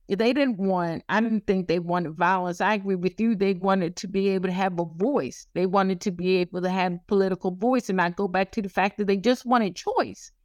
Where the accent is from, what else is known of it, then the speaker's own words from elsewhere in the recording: the South, United States; I'm from the South